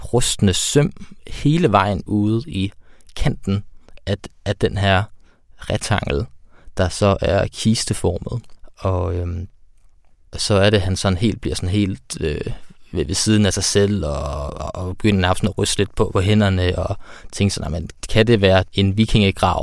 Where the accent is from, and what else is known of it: Denmark